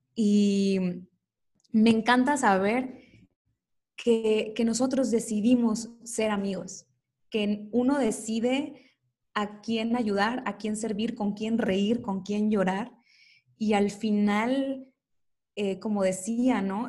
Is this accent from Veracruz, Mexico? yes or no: yes; Coatzacoalcos, Veracruz, Mexico; moved away as an adult; now in Mexico City, Mexico; Yo soy de, Veracruz, de Coatzacoalcos específicamente, y ya tengo algunos años viviendo aquí en la Ciudad de México